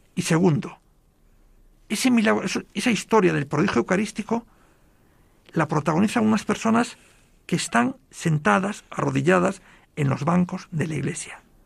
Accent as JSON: {"language": "Spanish", "region": "Galicia", "country": "Spain", "said": "yo soy gallego"}